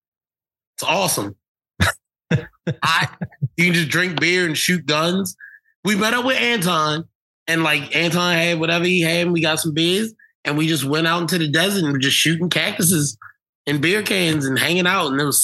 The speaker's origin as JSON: {"language": "English", "town": "Baltimore", "region": "Maryland", "country": "United States", "said": "I'm from Baltimore"}